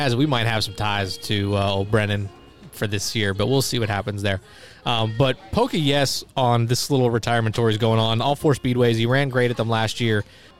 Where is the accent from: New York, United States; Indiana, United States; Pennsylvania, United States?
Pennsylvania, United States; Hazleton; I'm from the Hazleton area.